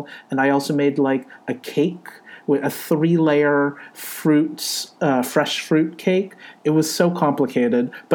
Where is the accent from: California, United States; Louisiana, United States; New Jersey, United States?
California, United States; moved away as an adult; now in New York, United States; I was born in California. My parents were born in Hong Kong and China. Age, I'm in my early 40s. I'm from California, but I live in New York